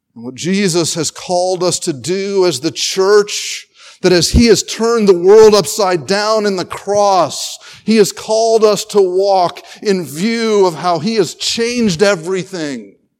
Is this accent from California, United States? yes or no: no; North Carolina, United States; I grew up in North Carolina where to live in North Carolina was to play basketball